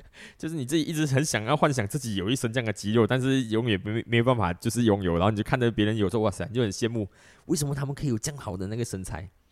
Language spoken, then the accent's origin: Chinese; Malaysia; 我们马来西亚这边